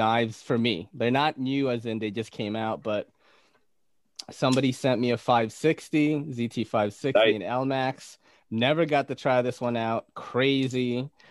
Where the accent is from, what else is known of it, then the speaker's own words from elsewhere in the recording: Naga, Bicol Region, Philippines; moved away; I came from the Philippines. From a region known as Bicol. I was born in Naga City